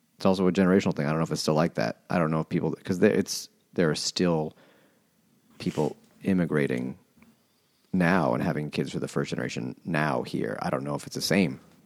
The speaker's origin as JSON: {"language": "English", "town": "New York City", "region": "New York", "country": "United States", "tie": "born or raised there", "said": "growing up in Queens, where it was way more relevant"}